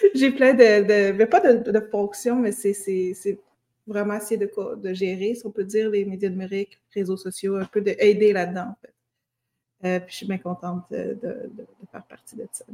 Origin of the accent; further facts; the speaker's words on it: Val-d'Or, Quebec, Canada; now in Montreal, Canada; Je suis née à Val d'Or d'une mère non autochtone et d'un père autochtone de la nation Anishinaabe